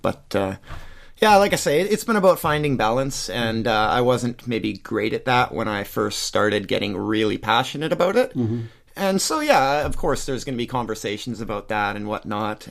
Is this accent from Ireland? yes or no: no; Surrey, British Columbia, Canada; now in Abbotsford, Canada; born and raised in Surrey